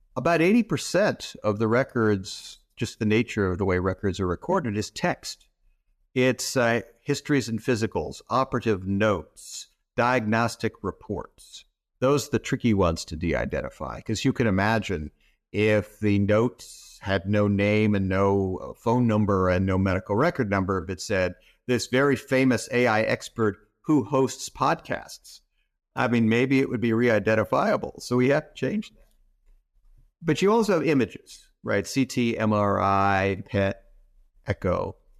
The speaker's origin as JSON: {"language": "English", "region": "Southern California", "country": "United States", "tie": "born or raised there", "also_born_or_lived": "Des Moines, Iowa", "said": "I was born in Des Moines, Iowa, Uh, I moved to Southern California in the early sixties"}